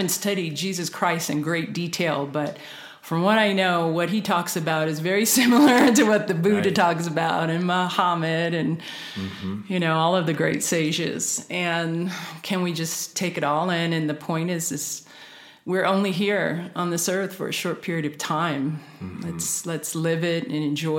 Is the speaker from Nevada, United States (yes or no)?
yes; Las Vegas, Nevada, United States; I grew up in Las Vegas.